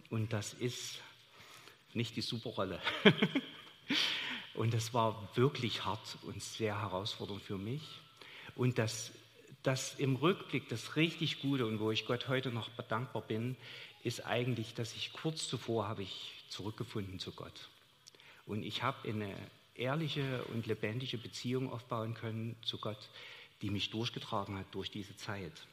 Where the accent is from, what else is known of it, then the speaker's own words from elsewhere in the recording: Chemnitz, Saxony, Germany; Also ich bin in Chemnitz aufgewachsen und meine Eltern hatten Kontakt dahin